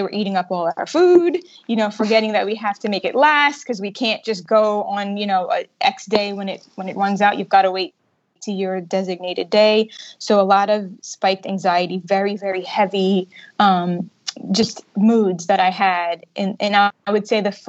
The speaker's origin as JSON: {"language": "English", "town": "New York City", "region": "New York", "country": "United States", "moved": "as an adult", "lives_now": "Bermuda", "said": "I am originally from New York City, and I recently moved back to Bermuda"}